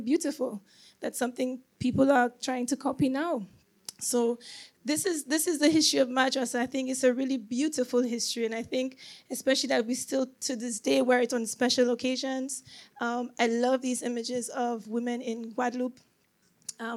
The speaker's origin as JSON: {"language": "English", "country": "St. Lucia", "tie": "born or raised there", "moved": "yes", "said": "I grew up in St. Lucia"}